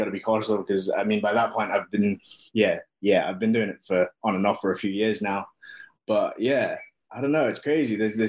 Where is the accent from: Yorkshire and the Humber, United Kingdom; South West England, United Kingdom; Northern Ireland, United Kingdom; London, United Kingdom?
Yorkshire and the Humber, United Kingdom; Wakefield; accent: British; moved away as an adult; also born or lived in Australia; now in New Zealand; I'm Samoan and Māori, but I grew up in England, and I moved to New Zealand 3 years ago to pursue filmmaking